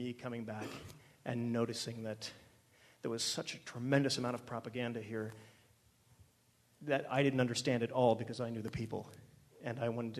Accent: Iran; moved away; I was raised in Iran and left in late 1978

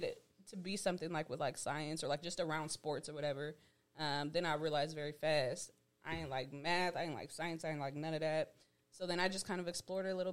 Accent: Stockton, California, United States; I grew up in Stockton.

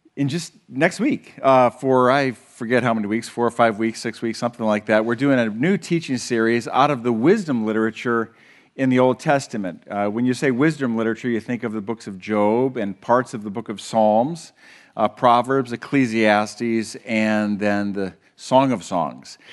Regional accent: Huron, United States; we grew up together in Huron

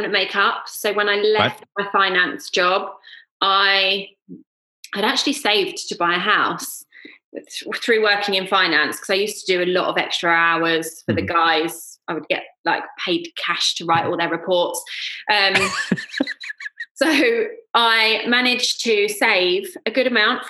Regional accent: Surrey, South East England, United Kingdom; moved away as an adult; now in London, United Kingdom; So I grew up in Surrey, lived in Surrey

